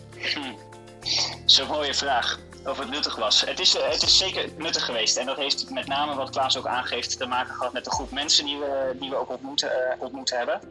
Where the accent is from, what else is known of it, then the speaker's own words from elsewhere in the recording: Netherlands; als Nederlanders